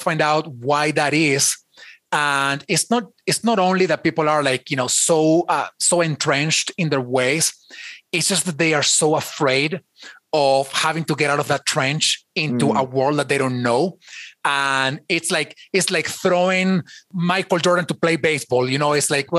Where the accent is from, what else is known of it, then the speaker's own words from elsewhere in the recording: Venezuela; English is a second language; now in United States; I have an accent. I wasn't born in the United States. I was born in Venezuela, so I have an accent.